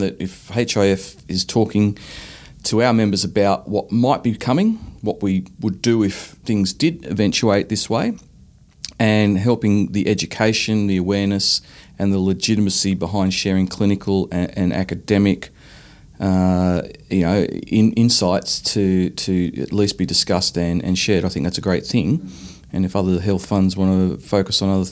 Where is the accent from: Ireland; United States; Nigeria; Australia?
Australia